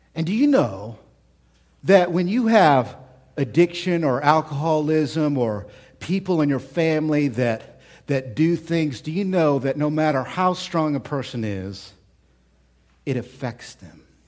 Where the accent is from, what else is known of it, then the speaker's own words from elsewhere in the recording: United States; we're American.